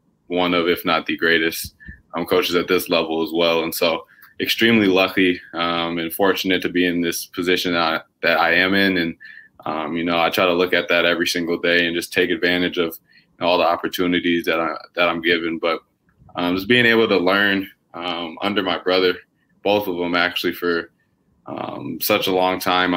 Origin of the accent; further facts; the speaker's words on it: Minnesota, United States; growing up in Minnesota